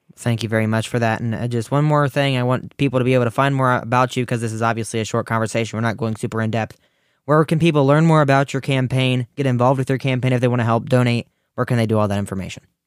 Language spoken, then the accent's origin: English; Ohio, United States; my home state of Ohio